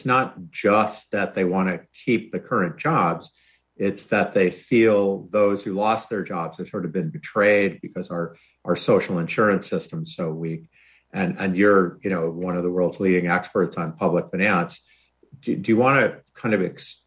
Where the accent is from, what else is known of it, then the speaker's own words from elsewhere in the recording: Rochester, New York, United States; I grew up in Rochester, New York